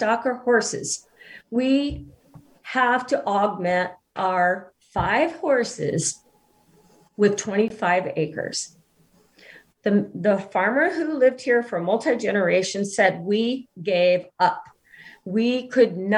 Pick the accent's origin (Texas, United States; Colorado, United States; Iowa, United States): Iowa, United States; now in Kansas, United States; I'm from Iowa, farming people all my life